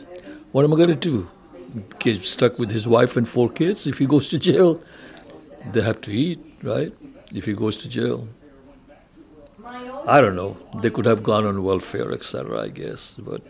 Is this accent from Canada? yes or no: no; India; moved away; When I came from India, you know, I didn't have any money, didn't have a job for a while